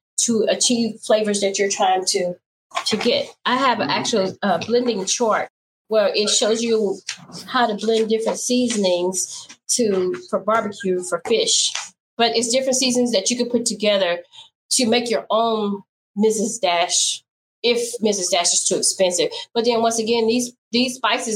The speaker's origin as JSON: {"language": "English", "town": "Baton Rouge", "region": "Louisiana", "country": "United States", "said": "I'm from Baton Rouge, and okay. We don't say sha"}